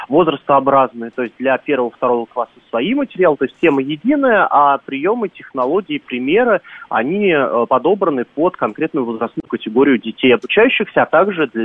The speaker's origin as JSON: {"language": "Russian", "region": "Moscow", "country": "Russia", "tie": "born or raised there", "said": "И я как э, москвич, то есть очень зрения, что там родился, мне, конечно, грустно было это слушать"}